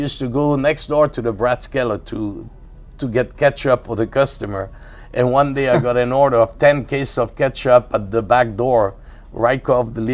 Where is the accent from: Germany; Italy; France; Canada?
France; near Cahors, Occitania; moved away; I was born near Cahors